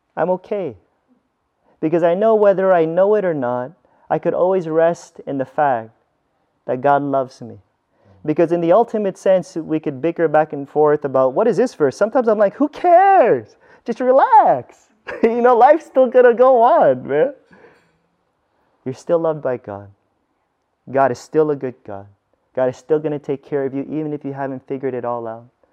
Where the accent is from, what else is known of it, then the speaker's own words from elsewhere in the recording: United States; I grew up in America, where there's a bunch of churches around me